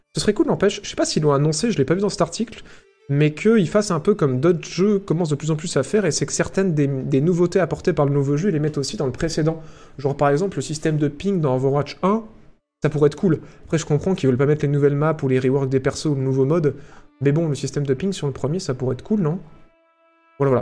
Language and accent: French; France; on est fiers de la France, on est fiers de notre pays